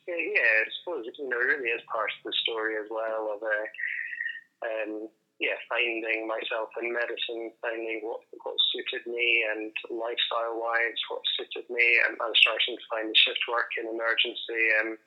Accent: Edinburgh, Scotland, United Kingdom; moved away as an adult; also born or lived in Dundee / Adelaide; now in Australia; as you'll quickly pick up on my accent, I'm not from Australia. So I'm from Scotland and originally from Edinburgh.

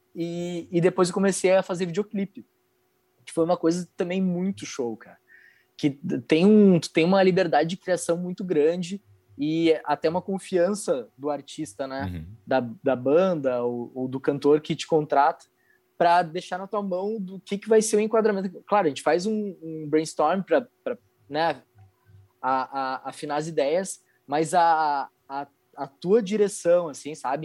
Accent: Curitiba, Paraná, Brazil; now in Porto Alegre, Brazil; eu não sou daqui de Porto Alegre, né? Eu sou de Curitiba

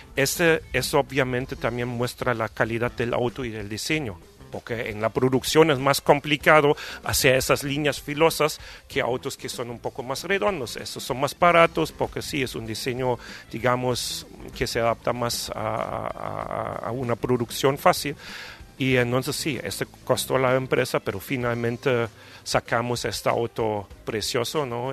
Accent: Germany; Spanish is a second language; moved away as an adult; also born or lived in Brazil; now in Mexico; yo llegué aquí no como alemán

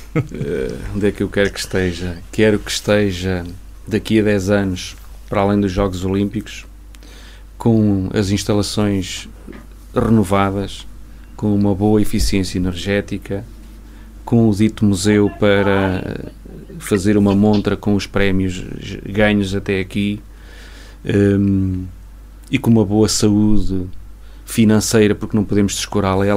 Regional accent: Castelo Branco, Centro, Portugal; now in Vila Real, Portugal; eu não sou de Vila Real, eu sou, venho, a minha origem é Castelo Branco

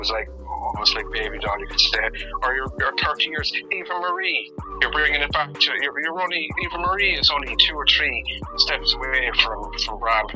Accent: Ireland; I'm an Irish person

